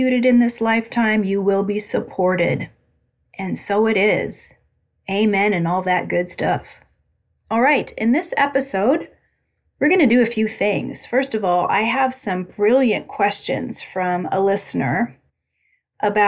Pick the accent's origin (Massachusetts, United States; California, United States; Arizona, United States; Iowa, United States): Iowa, United States; Albia; moved away; I went back to my hometown of Albia, Iowa